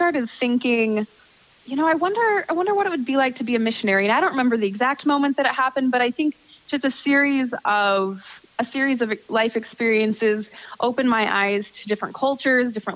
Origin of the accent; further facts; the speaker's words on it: Indiana, United States; moved away as an adult; also born or lived in Peru / Dominican Republic; I'm actually back in my home state of Indiana